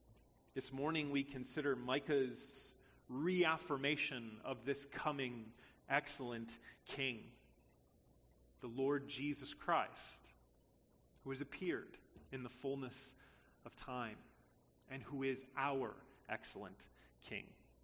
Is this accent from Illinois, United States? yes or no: yes; Harvey, Illinois, United States; I was born in Harvey, Illinois.